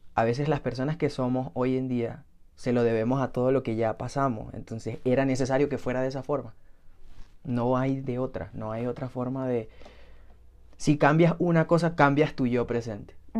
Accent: Venezuela; ambos somos de Venezuela y ambos somos de la misma ciudad

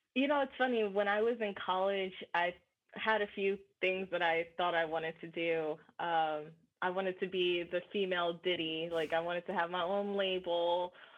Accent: New Jersey, United States; moved away as an adult; also born or lived in New York; now in Los Angeles, United States; I'm from New Jersey

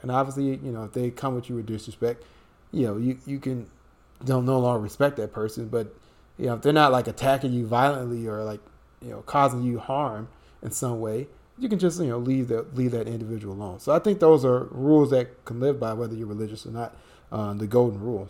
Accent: United States; Brian and I, you know, we're born and raised in the United States

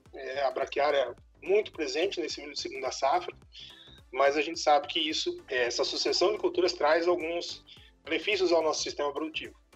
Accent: São Paulo, Brazil; moved away as an adult; also born or lived in Mato Grosso; now in Mato Grosso do Sul, Brazil; Eu sou natural do estado de São Paulo, me formei no estado de São Paulo

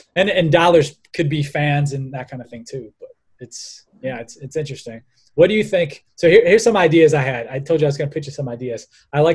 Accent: Cleveland, Ohio, United States; We're from Cleveland, Ohio, where the Cleveland Indians are

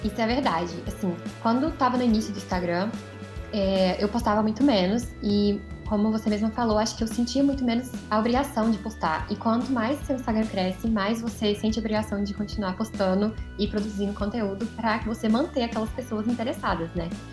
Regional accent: Belo Horizonte, Minas Gerais, Brazil; eu sou de BH

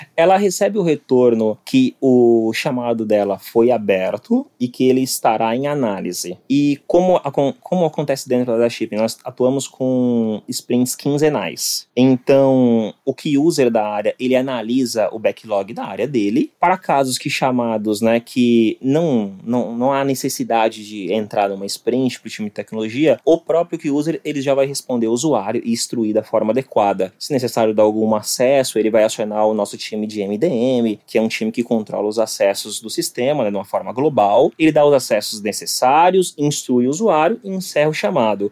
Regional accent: Guarujá, São Paulo, Brazil; eu venho aqui do Guarujá, né, litoral de São Paulo, e, bem, eu comecei a trabalhar mesmo com 11 anos.

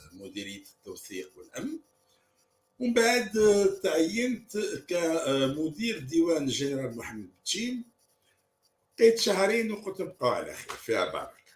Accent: Oum El Bouaghi, Oum El Bouaghi Province, Algeria; moved away as an adult; also born or lived in France; في مدينتي الاصليه في بواقي العرش

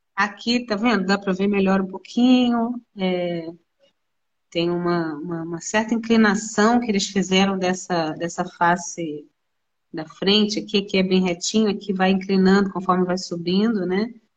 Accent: Rio de Janeiro, Brazil; moved away as an adult; now in Nova Friburgo, Brazil; eu sou carioca, moradora de Friburgo

